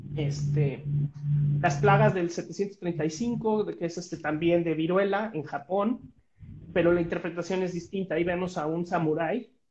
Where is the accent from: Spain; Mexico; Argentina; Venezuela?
Mexico; como mexicanos